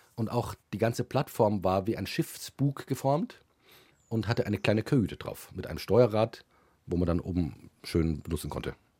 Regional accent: Munich, Bavaria, Germany; ich war tatsächlich bei München aufgewachsen

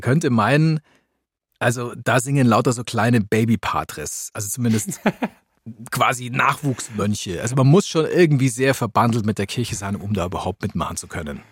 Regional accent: Augsburg, Bavaria, Germany; Augsburg, meiner Heimatstadt

